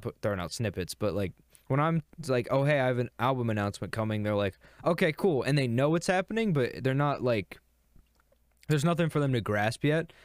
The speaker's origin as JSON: {"language": "English", "region": "Virginia", "country": "United States", "accent": "Virginia", "said": "my accent, it's that, it's the Virginia accent"}